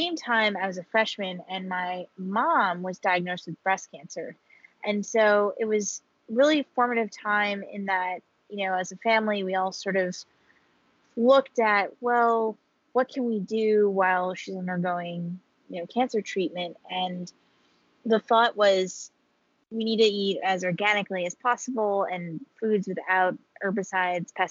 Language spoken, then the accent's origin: English; Hudson River Valley, New York, United States; I grew up in the Hudson River Valley region of New York, which is about an hour and a half, hour and 45 north of New York City